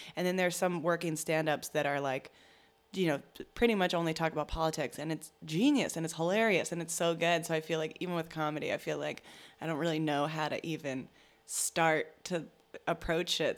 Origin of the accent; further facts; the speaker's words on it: Virginia, United States; I'm from Virginia, and so there's, like, members of my family and people I went to high school